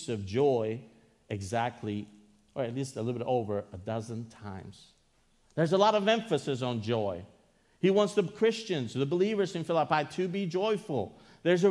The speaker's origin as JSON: {"language": "English", "country": "Greece", "said": "I am from Greece"}